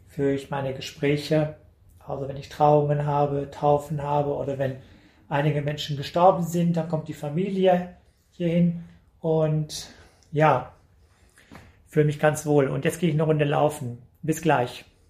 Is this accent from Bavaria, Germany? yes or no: no; Münsterland, near Cappenberg Castle, North Rhine-Westphalia, Germany; in der Natur, im Münsterland, in der Nähe von Schloss Kappenberg, das liegt zwischen mhm. Münster und Dortmund, da bin ich groß geworden auf dem Bauernhof